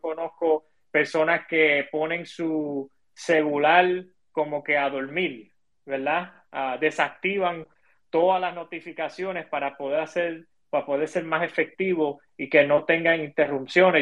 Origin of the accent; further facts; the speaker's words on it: Chicago, Illinois, United States; moved away as an adult; now in Puerto Rico; yo me crié, yo me crié en Chicago